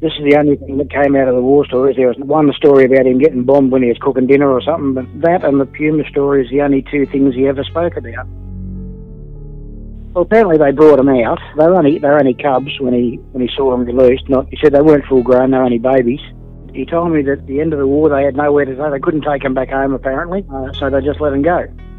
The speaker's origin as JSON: {"language": "English", "country": "Australia", "tie": "born or raised there", "also_born_or_lived": "United States", "said": "I was born in America. I came to Australia when I was only 3 months old."}